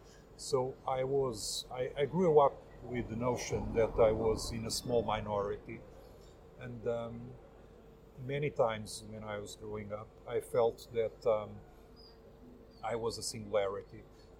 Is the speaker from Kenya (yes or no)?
no; Lisbon, Portugal; I'm 48 years old. I'm from Lisbon. I'm a secularist, most of all. Albeit, I'm also an atheist. I have no religion whatsoever.